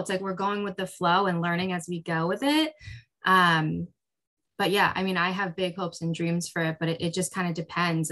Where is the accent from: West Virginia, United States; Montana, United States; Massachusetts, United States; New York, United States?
New York, United States; upstate; also born or lived in South Korea; I am from South Korea originally, and I came to the United States when I was 3 months old and grew up in upstate New York